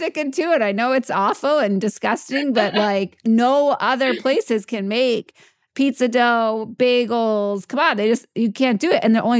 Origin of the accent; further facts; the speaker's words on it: New York, United States; I'm a New Yorker as well.